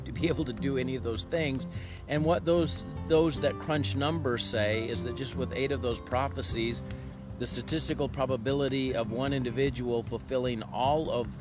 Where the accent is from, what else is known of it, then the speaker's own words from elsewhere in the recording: Port Orford, Oregon, United States; also born or lived in Missouri; For me, it's Port Orford and Cape Blanco on the southern Oregon coast. I wasn't born there. I was born in Missouri, but my growing up formative years were there